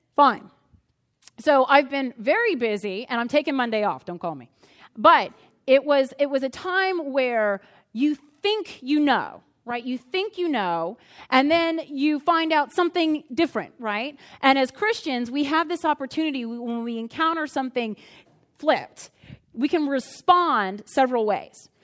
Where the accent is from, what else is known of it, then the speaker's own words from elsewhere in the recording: Crozet, Virginia, United States; I'm from Crozet